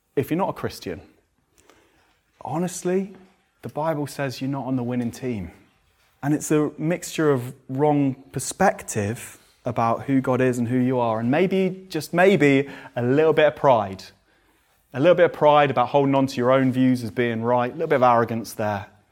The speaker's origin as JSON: {"language": "English", "region": "England", "country": "United Kingdom", "said": "we're English. I quite like being English in reserve, but we're so English"}